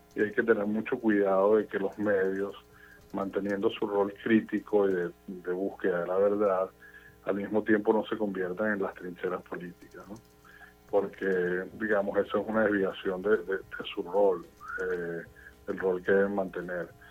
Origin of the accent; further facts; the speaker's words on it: Venezuela; now in United States; viniendo de un país polarizado como Venezuela, donde, de donde vengo yo